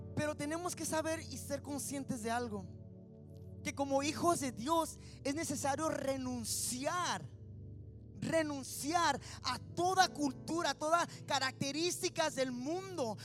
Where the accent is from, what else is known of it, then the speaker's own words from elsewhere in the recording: Mexicali, Baja California, Mexico; moved away; nací en Mexicali y vivíamos así como comiendo para salir Río Colorado. Se llama el ejido del ejido Jiquilpan